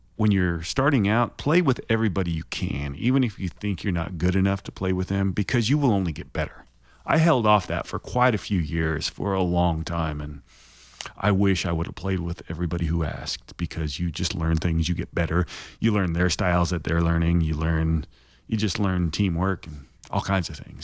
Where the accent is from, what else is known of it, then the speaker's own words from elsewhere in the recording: Shawnee, Oklahoma, United States; also born or lived in Fremont, California / Hayward, California; I grew up in Shawnee, Oklahoma, so I'm an Okie. I moved out there when I was seven. I was born in California.